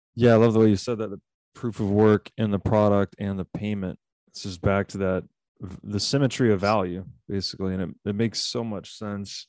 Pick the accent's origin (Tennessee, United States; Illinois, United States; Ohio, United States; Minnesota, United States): Tennessee, United States; I'm from Tennessee, so I'm very, I have a hi, great deal of affinity for the American South